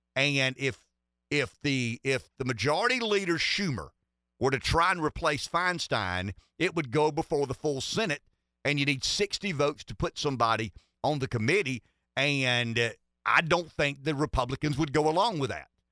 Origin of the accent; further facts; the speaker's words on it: Pamplico, South Carolina, United States; I'm from Pampelco.